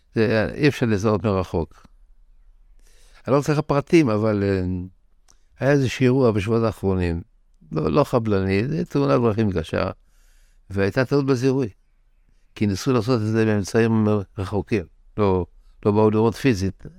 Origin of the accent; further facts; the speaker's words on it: Tel Aviv, Tel Aviv District, Israel; also born or lived in Bnei Brak; ברחוב טרומבלדור, שמה שקרה בחלונות, בית הקברות של טרומבלדור. כך גדלתי בילדות שלי